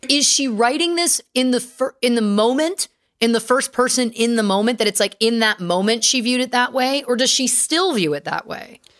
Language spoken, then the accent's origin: English; Canada; I'm Canadian and we're humble folk